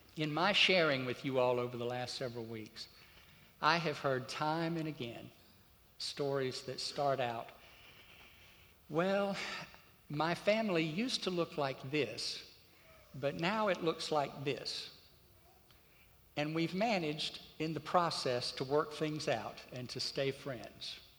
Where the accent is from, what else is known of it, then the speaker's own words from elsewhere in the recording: Crisp County, Georgia, United States; moved away; the little rural county that I grew up in over in Georgia